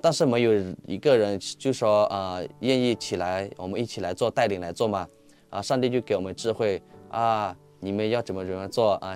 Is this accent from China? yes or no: no; Myanmar; accent: Yunnanese; Chinese is a second language; also born or lived in Bangpa village, Myanmar (birthplace); 我出生是在邦跑村，现在我们有从邦跑村搬到霍北村。嗯。所以我们不到的时候，我们就去到我成长的，啊，霍北村，啊，不是邦跑村。嗯。邦跑村是出生的地方嘛